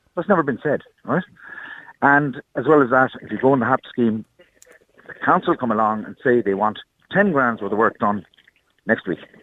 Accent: Ireland; also born or lived in Germany; I'm Irish myself

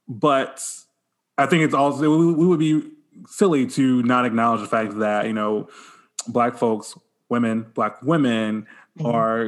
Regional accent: Gulf Coast, Alabama, United States; also born or lived in Auburn / Birmingham; I grew up in the Gulf Coast

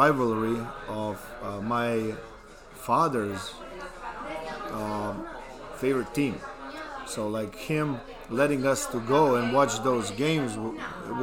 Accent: Belgrade, Serbia; English is a second language; moved away as an adult; now in Madrid, Spain; I grew up in New Belgrade. It's Belgrade

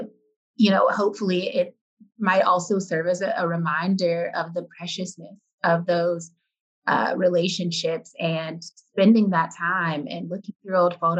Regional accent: Detroit, Michigan, United States; I'm from Detroit

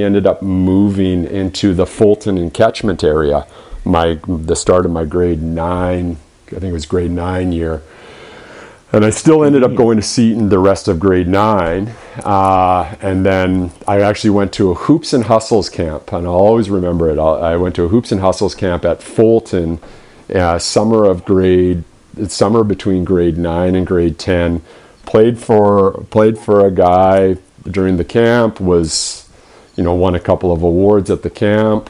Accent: Vernon, British Columbia, Canada; also born or lived in Kamloops, British Columbia; I grew up in Vernon.

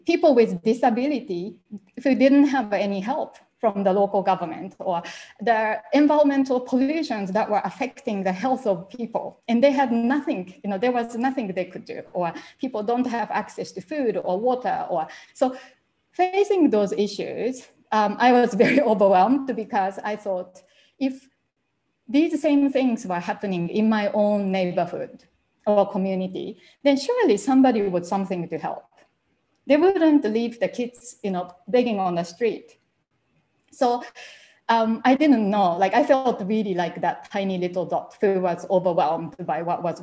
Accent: Japan; English is a second language; moved away as an adult; I couldn't speak English when I left Japan at first

